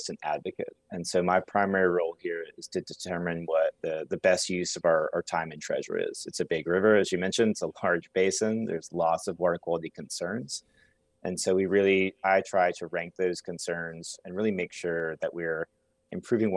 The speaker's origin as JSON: {"language": "English", "town": "Gastonia", "region": "North Carolina", "country": "United States", "tie": "born or raised there", "said": "So I grew up here in Gastonia. So I grew up on Lake Wylie and sometimes on Lake Norman."}